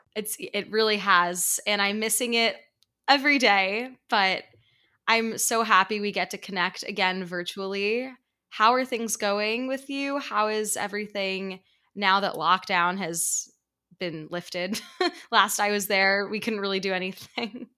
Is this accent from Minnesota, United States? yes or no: no; New York, United States; he's a fellow New Yorker, so you can imagine how comforting it was for me to meet someone from my hometown